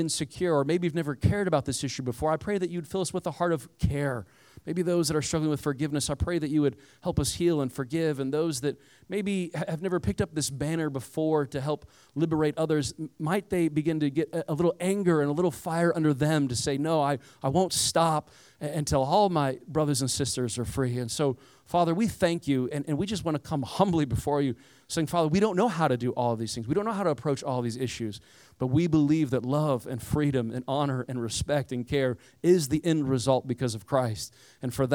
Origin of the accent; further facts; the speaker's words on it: Indiana, United States; I grew up around Amish people, so I'm from the cornfields of Indiana. Most of my neighbors were Amish growing up